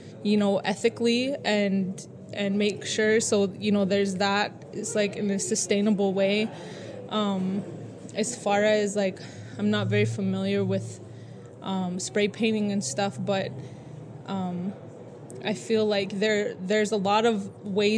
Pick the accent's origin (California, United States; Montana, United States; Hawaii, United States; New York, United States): Montana, United States; Blackfeet Nation; now in Los Angeles, United States; I'm from Omskapi Bakani Blackfeet Nation. I live here